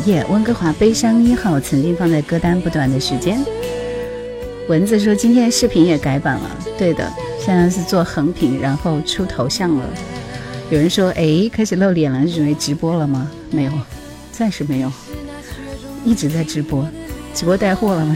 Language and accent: Chinese; Hubei, China; 我是湖北人，不是广东人